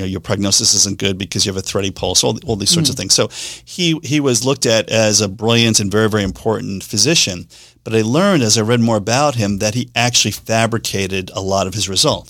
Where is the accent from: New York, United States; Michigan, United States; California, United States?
New York, United States; New York City; accent: Staten Island; moved away; I grew up in New York City. Most of the time I grew up was in Staten Island